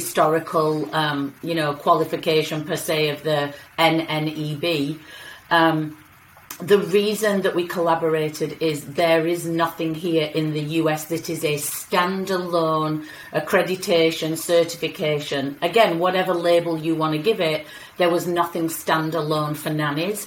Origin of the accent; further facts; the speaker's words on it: England, United Kingdom; moved away as an adult; now in United States; I am British, English